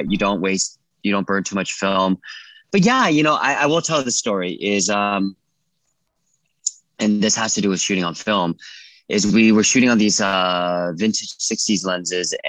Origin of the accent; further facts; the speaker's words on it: California, United States; I'm from California